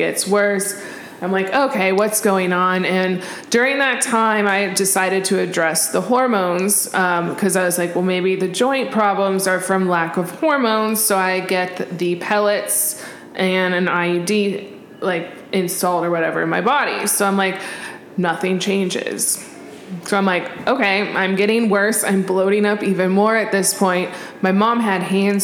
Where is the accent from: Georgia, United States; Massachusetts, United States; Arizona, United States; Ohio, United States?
Arizona, United States; also born or lived in California; I grew up here. I'm from Arizona.